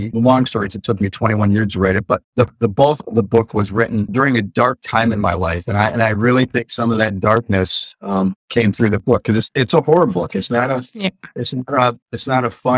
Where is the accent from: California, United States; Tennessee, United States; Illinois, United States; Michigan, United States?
Michigan, United States; Detroit; I grew up in Detroit, so I know the city very, very well